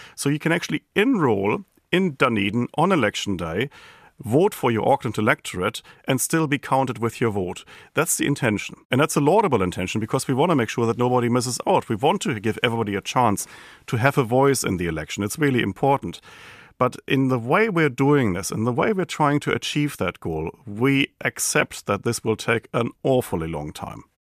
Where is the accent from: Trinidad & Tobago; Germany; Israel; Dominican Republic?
Germany; accent: German; now in New Zealand; my German accent